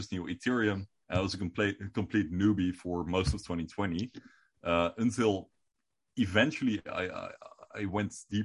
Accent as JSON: {"language": "English", "country": "Netherlands", "first_language": "Dutch", "second_language": "English"}